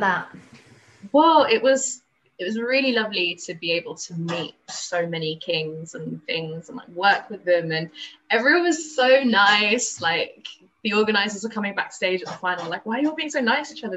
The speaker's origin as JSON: {"language": "English", "region": "London", "country": "United Kingdom", "said": "I'm from London"}